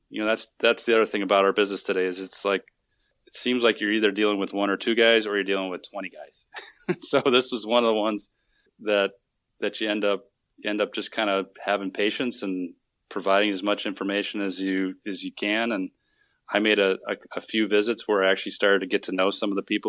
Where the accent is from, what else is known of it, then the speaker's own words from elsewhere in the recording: Wisconsin, United States; now in Arizona, United States; I'm originally from Wisconsin, so I guess I could, I could play off that I was a Midwesterner at, by heart